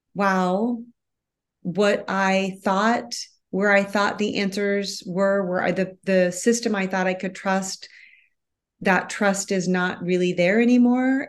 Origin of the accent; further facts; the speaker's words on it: Midwest, United States; moved away as an adult; I was born and raised in the Midwest